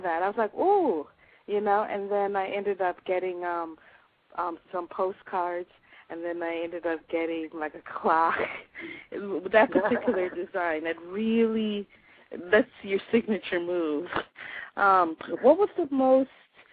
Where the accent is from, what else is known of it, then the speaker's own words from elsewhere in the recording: Jamaica; now in Chicago, United States; as a Jamaican in the diaspora returning home